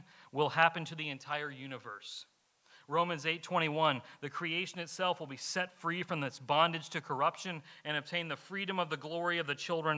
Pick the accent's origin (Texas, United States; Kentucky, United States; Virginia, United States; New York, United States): Kentucky, United States; moved away; I'm from Kentucky. Coal mining's big up there